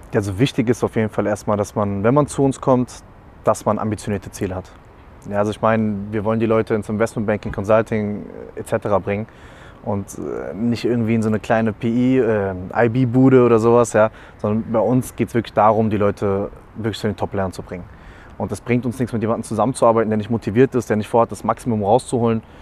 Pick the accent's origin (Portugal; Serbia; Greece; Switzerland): Portugal; Algarve; now in Germany; komme ja gebürtig aus Portugal, habe ein bisschen die Familie besucht